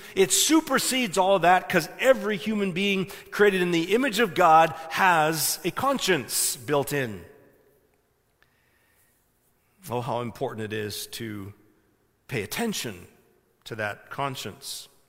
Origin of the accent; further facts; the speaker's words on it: Ontario, Canada; I was saying, I'm from Ontario, you can see the plates